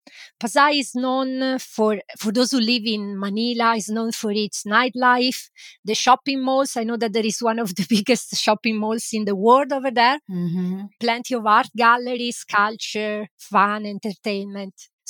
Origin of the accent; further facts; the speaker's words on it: Italy; now in Lancashire, United Kingdom; I live in Lancashire and I am an Italian migrant myself.